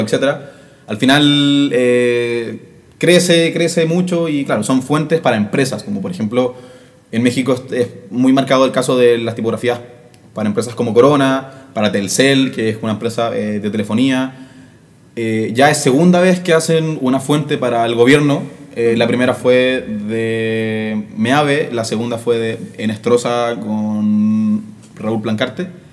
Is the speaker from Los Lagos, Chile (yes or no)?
no; Santiago, Santiago Metropolitan Region, Chile; Yo soy de San Joaquín